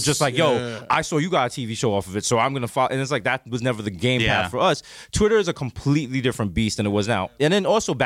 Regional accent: New York City, New York, United States; growing up in the Bronx

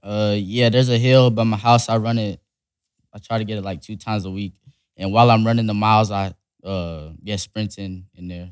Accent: Las Vegas, Nevada, United States; born or raised there; also born or lived in Salt Lake City, Utah

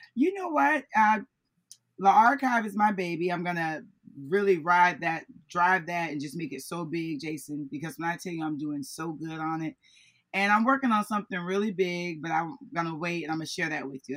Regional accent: Florida, United States; I'm from Florida.

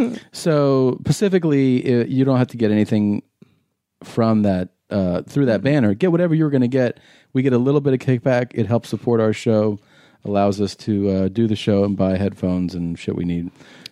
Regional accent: Cincinnati, Ohio, United States; Cincinnati, my hometown.

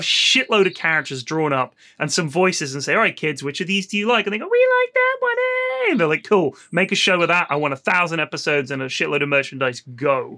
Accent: Bournemouth, South West England, United Kingdom; born or raised there

